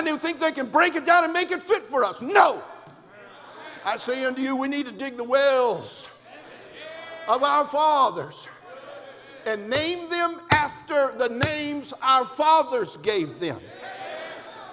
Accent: California, United States; an independent fundamental Baptist preacher, born and raised in California

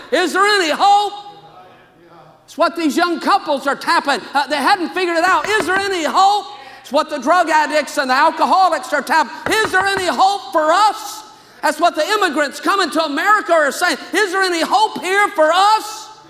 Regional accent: Louisiana, United States; now in California, United States; I came from Louisiana to California. I thought I was a missionary.

